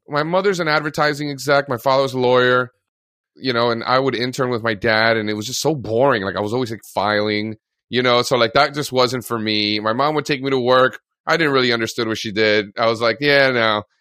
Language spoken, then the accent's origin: English; Miami, Florida, United States; moved away as an adult; also born or lived in Fairfield, Connecticut; I grew up in Miami, in Florida